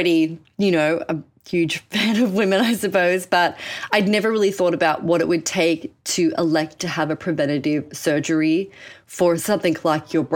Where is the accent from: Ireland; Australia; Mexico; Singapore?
Australia; Sydney, New South Wales; moved away as an adult; now in New York, United States; I jettisoned myself from Sydney, Australia, I'm Australian, spoiler alert, to New York and really built up my life here